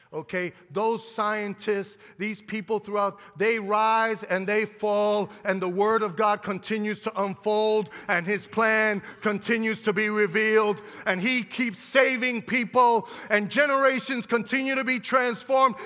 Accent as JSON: {"language": "English", "country": "United States", "said": "We're American"}